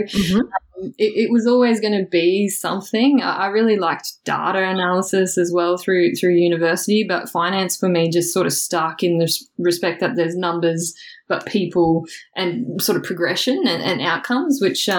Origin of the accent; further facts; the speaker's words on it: Toowoomba, Queensland, Australia; So I guess I'm originally from Toowoomba, which is a little bit outside of Brisbane. So grew up born, bred, Toowoomba girl.